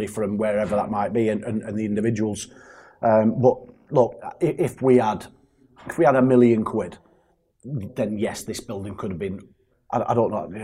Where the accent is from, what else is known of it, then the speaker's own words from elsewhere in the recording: Burnley, North West England, United Kingdom; also born or lived in Greater Manchester; It's my hometown. I was raised in Burnley